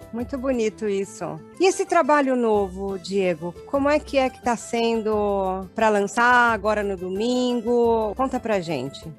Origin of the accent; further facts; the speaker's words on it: Brazil; now in Argentina; A gente aqui tem uma comunidade muito grande de brasileiros e a gente, como brasileiro